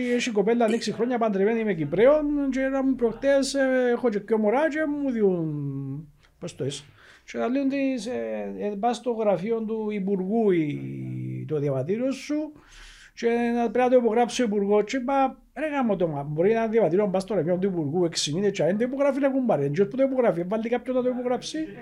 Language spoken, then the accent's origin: Greek; Cyprus; ο διαχωρισμό τη πατρίδα μου. Η λεγόμενη πράσινη γραμμή